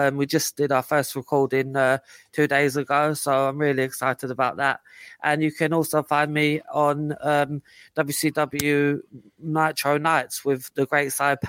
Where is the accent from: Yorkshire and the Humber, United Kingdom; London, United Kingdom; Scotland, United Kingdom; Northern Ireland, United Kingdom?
Scotland, United Kingdom; I may not sound Scottish, but trust me, I am. I'm not an imposter.